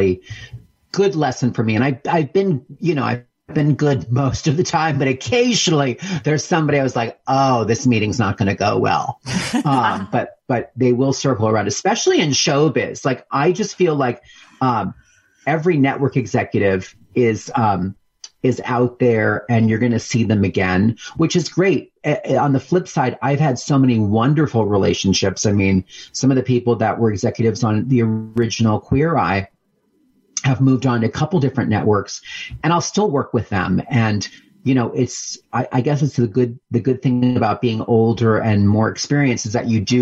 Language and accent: English; Pennsylvania, United States; moved away as an adult; also born or lived in New York City; I grew up in Pennsylvania on a horse farm.